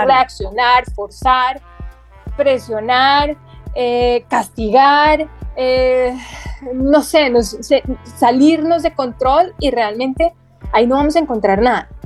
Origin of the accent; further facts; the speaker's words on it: Bogotá, Colombia; also born or lived in Medellín; yo me crié gran parte de mi infancia en Bogotá, a las afueras de Bogotá